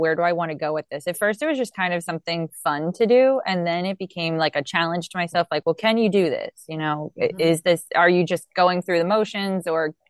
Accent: United States; as an American

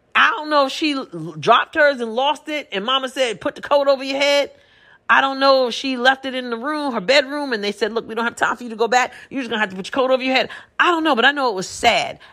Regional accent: New York, United States; moved away as an adult; I'm from New York originally, but I, I moved away a few years ago

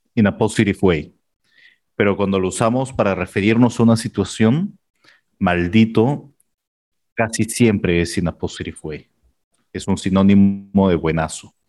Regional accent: Peru; del Perú.

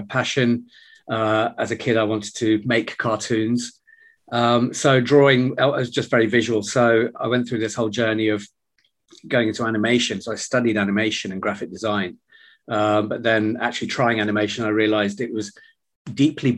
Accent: United Kingdom; So my parents came to this country in 1968. So I was born here in 1970.

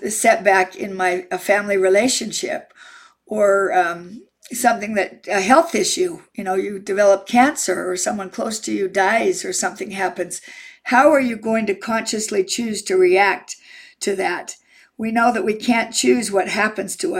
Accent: Utah, United States; I'm from Utah

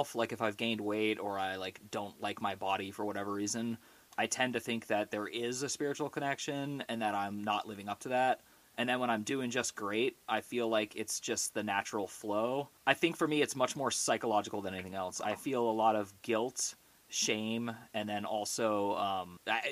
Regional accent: Orinda, California, United States; I grew up in the San Francisco Bay Area in a town called Orinda, which is right next to Berkeley

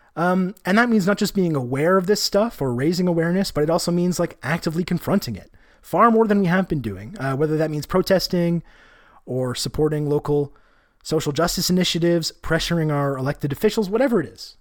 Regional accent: Canada; as a Canadian person

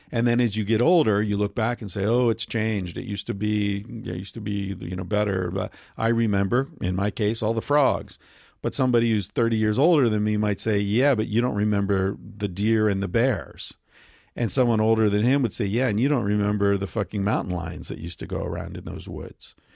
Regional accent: Western Pennsylvania, United States; I grew up in Western Pennsylvania

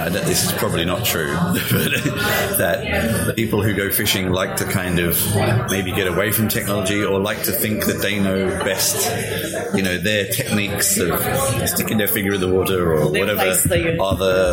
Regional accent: Australia; We're both from Australia, and I also spent some time in New Zealand

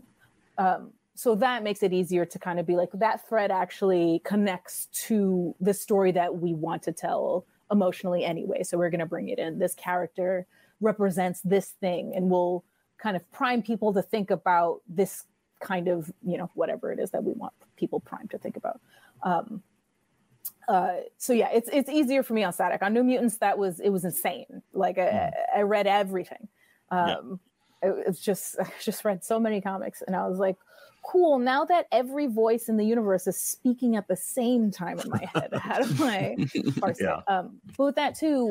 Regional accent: New York City, New York, United States; I grew up in New York City

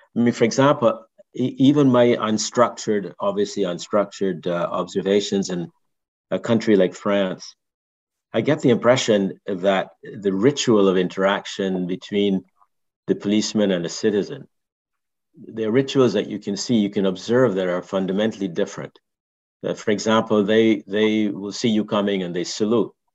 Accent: Barbados; now in United States; I grew up in Barbados

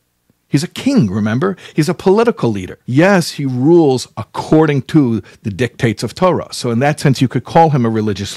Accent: United States; I'm an American boy as well. I grew up here

